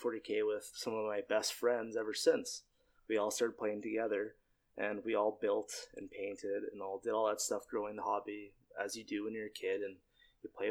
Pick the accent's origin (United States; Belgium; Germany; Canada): Canada; Trail, British Columbia; I moved back to my hometown of Trail, where I live now.